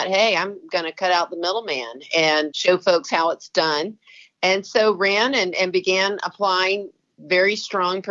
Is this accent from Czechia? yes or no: no; Atlanta, Georgia, United States; moved away as an adult; now in Columbus, United States; I grew up in Atlanta. I actually lived there the first half of my life and then came to Columbus, Georgia for the second half so far